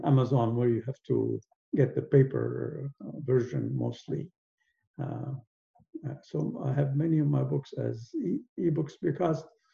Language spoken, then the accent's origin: English; Aden, Yemen; moved away; also born or lived in Edinburgh, Scotland; And I was born in Aden, which is a British colony. So I kind of grew up in a somewhat British environment